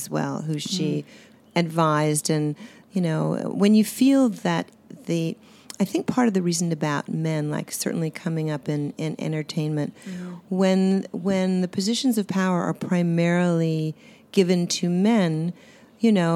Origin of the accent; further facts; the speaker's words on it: Swampscott, Massachusetts, United States; I grew up in Swampscott, which was an ocean community on the seashore, Swampscott, Marblehead.